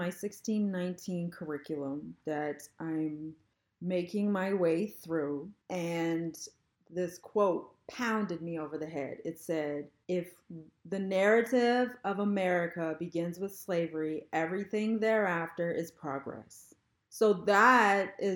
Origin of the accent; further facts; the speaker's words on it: Canada; my experience traveling as a Canadian